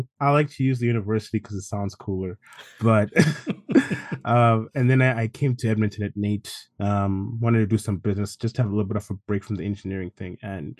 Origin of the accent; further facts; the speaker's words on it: Zimbabwe; born there; So, it all started like when I was born. I was born in Zimbabwe.